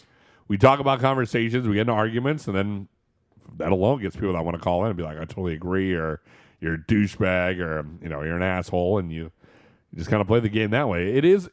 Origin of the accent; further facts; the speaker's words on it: East Coast, United States; I listened to Howard Stern when I was a kid. I mean, I was from the East Coast a lot